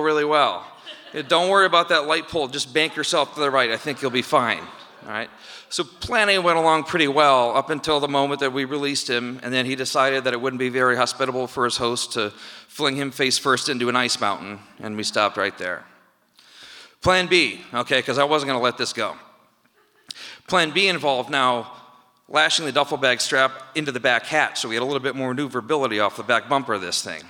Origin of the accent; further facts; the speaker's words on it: Midland, Michigan, United States; We were growing up in Midland, Michigan